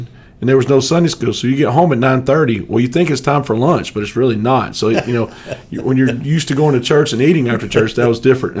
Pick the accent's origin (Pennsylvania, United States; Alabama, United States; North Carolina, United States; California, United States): Alabama, United States; Geraldine; I grew up in Sand Mountain, a little town called Geraldine, Alabama